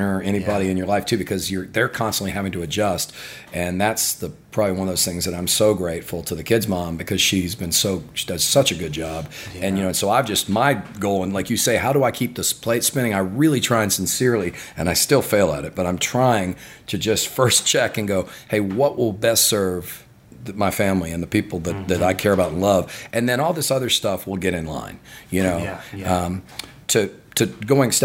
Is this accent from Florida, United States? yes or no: yes; Gainesville, Florida, United States; I grew up in Gainesville, Florida